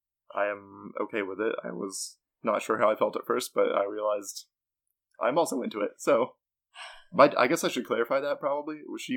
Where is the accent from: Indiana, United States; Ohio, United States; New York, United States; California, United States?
Indiana, United States; Indianapolis; We are from Indianapolis currently, but I was... raised on the west side. I guess I've always lived here, never really moved out.